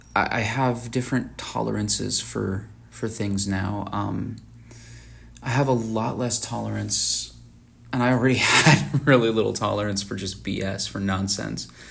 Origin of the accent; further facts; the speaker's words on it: Tucson, Arizona, United States; I'm from Tucson, Arizona